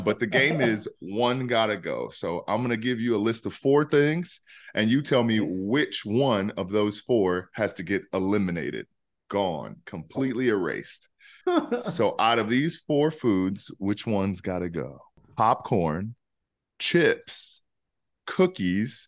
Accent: Peoria, Illinois, United States; moved away; also born or lived in Chicago, Illinois; I grew up in Peoria, Illinois

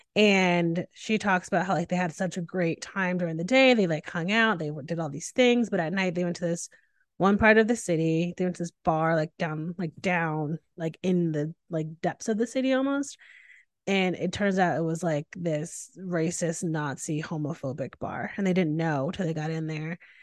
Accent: Northeast, United States; I'm from the Northeast.

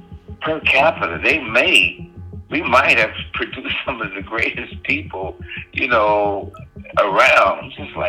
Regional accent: Compton, California, United States; my childhood growing up in Compton, my adolescence?

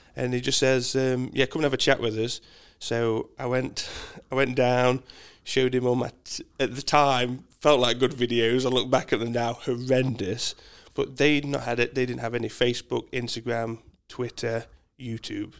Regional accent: Mansfield, East Midlands, United Kingdom; moved away as an adult; now in Australia; I am a Mansfield boy. So I was born in Mansfield

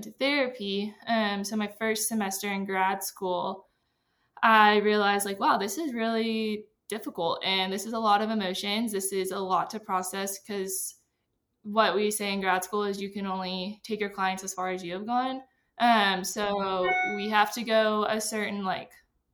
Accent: Texas, United States; moved away as an adult; now in Denver, United States; I'm from Texas

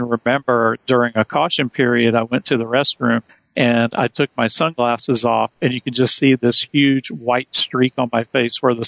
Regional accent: rural North Carolina, United States; I grew up around a bunch of good old boys in rural North Carolina.

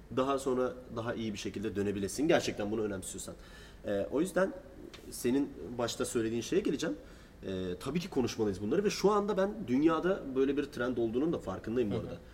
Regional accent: Turkey

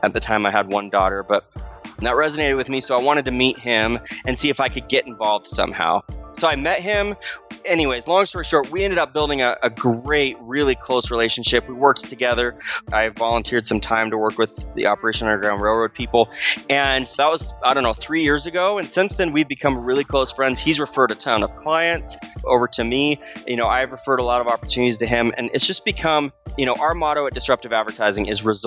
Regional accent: Arizona, United States; moved away; I grew up in Arizona

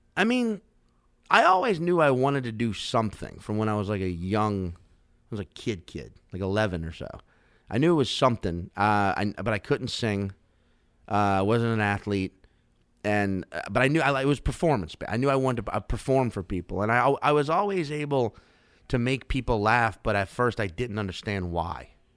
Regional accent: Chalmette, Louisiana, United States; also born or lived in Slidell, Louisiana / New Orleans, Louisiana; I grew up in Chalmette and then Slidell, uh, which is like, you know, half an hour outside the city.

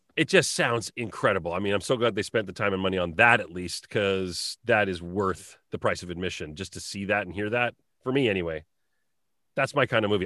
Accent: Southern Alberta, Canada; when I was growing up in Southern Alberta in the nineties.

